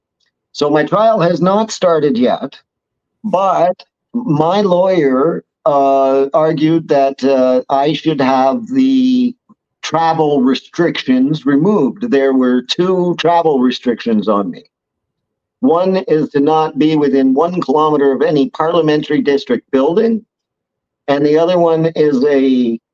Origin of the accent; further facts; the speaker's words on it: Ottawa, Ontario, Canada; I was born in Ottawa